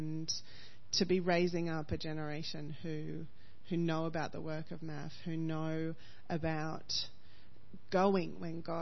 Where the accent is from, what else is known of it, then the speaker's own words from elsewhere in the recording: Australia; as an Aussie